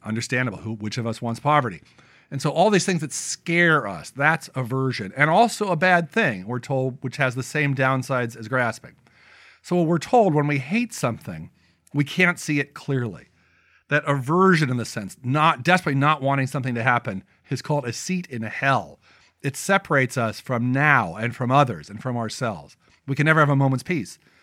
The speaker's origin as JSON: {"language": "English", "country": "United States", "said": "being an American"}